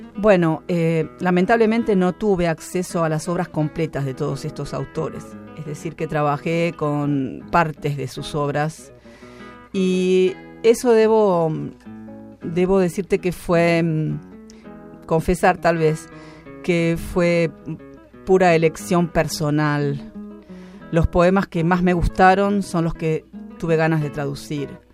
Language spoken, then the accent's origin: Spanish; Buenos Aires, Argentina; Yo soy porteña